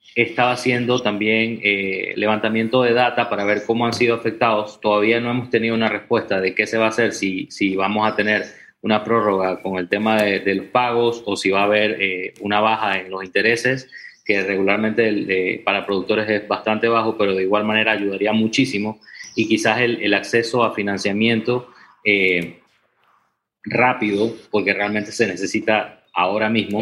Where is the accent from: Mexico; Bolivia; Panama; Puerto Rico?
Panama; Santa Clara, Chiriquí; nosotros estamos en Chiriquí, eh, en el área de Renacimiento Santa Clara casi con la frontera con Costa Rica